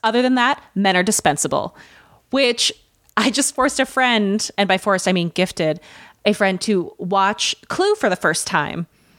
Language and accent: English; Midwest, United States; accent: Midwestern; now in New York, United States; So when I moved to New York from the Midwest, one of the few ways that I carried a Midwestern accent over was in the way I said, yeah